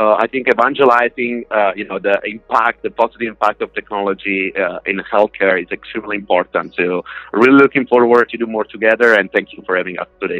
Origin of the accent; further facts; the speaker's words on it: Italy; I came from Italy, so I used to drink something like 10 coffees per day, maybe espresso.